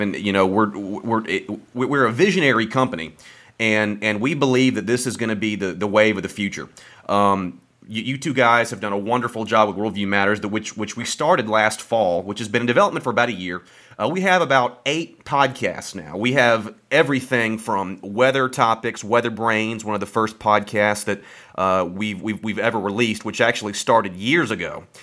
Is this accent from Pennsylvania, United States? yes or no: no; Birmingham, Alabama, United States; moved away as an adult; now in Starkville, United States; I'm, I'm from Birmingham.